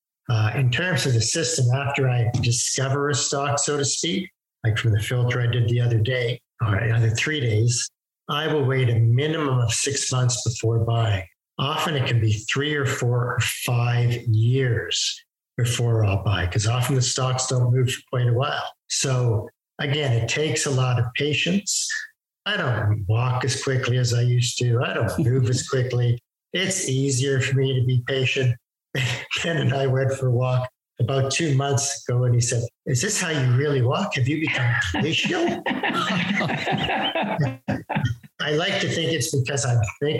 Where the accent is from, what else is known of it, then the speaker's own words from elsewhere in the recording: Toronto, Ontario, Canada; we're from Toronto